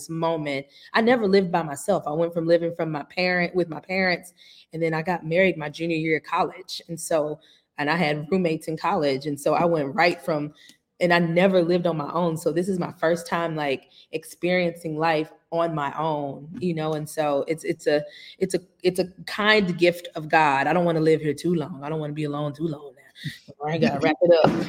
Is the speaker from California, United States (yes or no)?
no; St. Louis, Missouri, United States; moved away as an adult; also born or lived in Los Angeles / Chicago; now in Atlanta, United States; I was in St. Louis, Missouri. That was where I was raised, born and raised